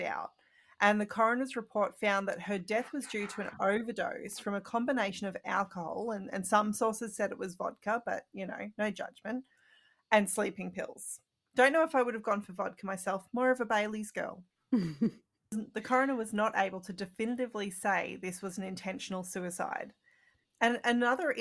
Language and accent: English; Australia; I'm Australian